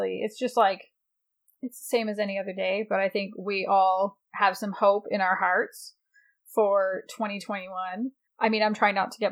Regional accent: Canada; I'm a Canadian

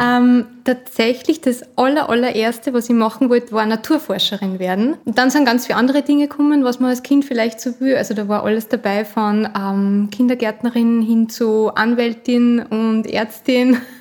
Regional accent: Upper Austria, Austria; also born or lived in Vienna; Ich bin in Oberösterreich aufgewachsen, habe dann meine ersten 18 Lebensjahre da verbracht

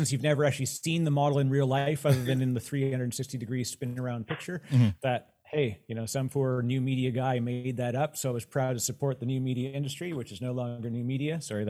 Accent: Canada; Oh, both as a Canadian

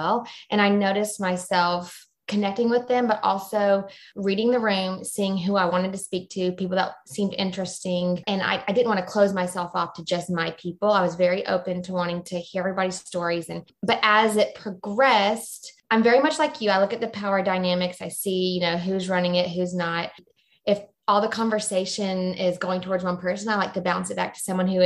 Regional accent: the Atlanta area, Georgia, United States; now in Jacksonville, United States; I currently live in Jacksonville, Florida, originally from Georgia

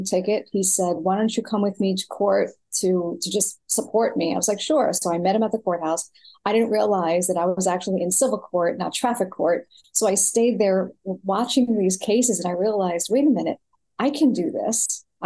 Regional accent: New York City, New York, United States; moved away as an adult; also born or lived in Florida / California / Texas; I was born in New York City, born and raised

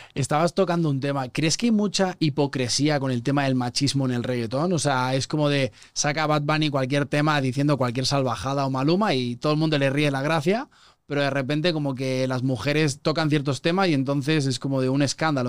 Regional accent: Spain; moved away as an adult; now in Mexico City, Mexico; Yo llevo cinco años viviendo aquí, soy español, me siento medio chilango ya

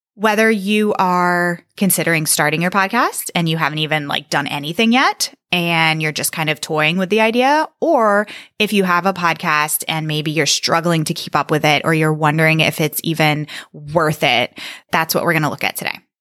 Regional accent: Northern Virginia, United States; I am from Northern Virginia

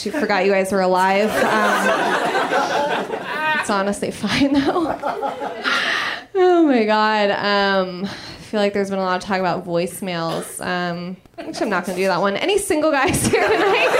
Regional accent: Los Angeles, California, United States; I'm from Los Angeles originally.

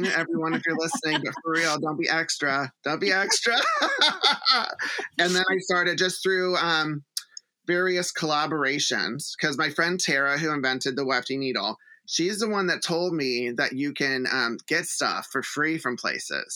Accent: Houston, Texas, United States; moved away as an adult; also born or lived in Los Angeles; I grew up in Texas. Like, I'm from Houston

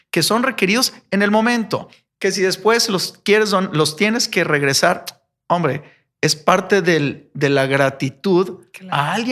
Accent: Poza Rica, Veracruz, Mexico; ¿De dónde voy a sacar 20 donadores si soy de Poza Rica? Eh, no

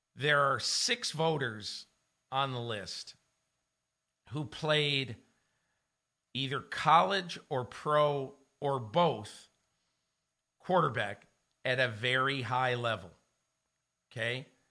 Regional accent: Connecticut, United States; I grew up in Connecticut

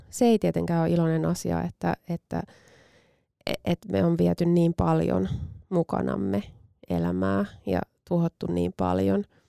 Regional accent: Finland; moved away; Itse olen maaseudulta kotoisin, vaikka, vaikka en tosin hirveän kaukaa, niin kuin fyysisesti kaukaa mm. Helsingistä

